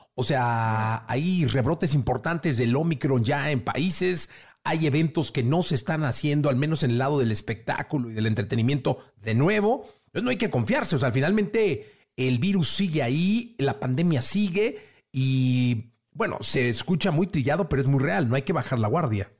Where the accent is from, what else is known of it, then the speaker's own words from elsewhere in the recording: Guadalajara, Jalisco, Mexico; todos somos de Guadalajara